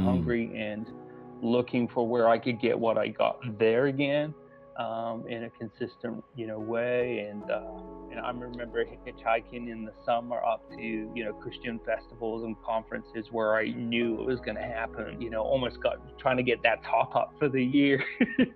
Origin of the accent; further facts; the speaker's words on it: South East England, United Kingdom; moved away; I grew up in a small town in the southeast of England